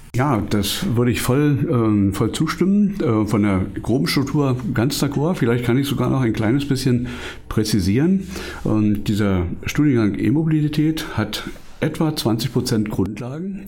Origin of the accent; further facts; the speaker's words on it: Brandenburg, Germany; ich bin ähm, Brandenburger und auch immer ein bisschen lokalpatriotisch